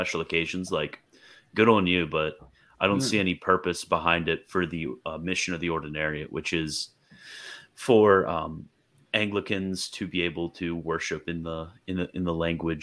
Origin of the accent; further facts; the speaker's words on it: Maryland, United States; I grew up in Maryland